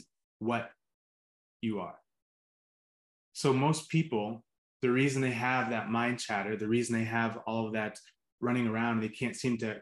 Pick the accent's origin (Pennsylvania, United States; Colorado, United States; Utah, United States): Pennsylvania, United States; Pittsburgh; I grew up in Pittsburgh